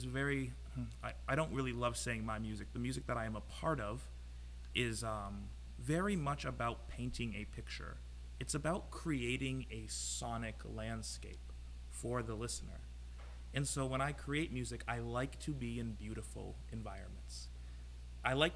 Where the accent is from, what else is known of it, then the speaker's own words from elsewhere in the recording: Isle La Motte, Vermont, United States; the house that I grew up in Isle of Mott